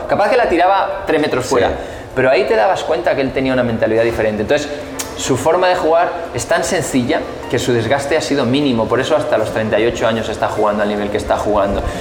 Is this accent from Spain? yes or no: yes; Spain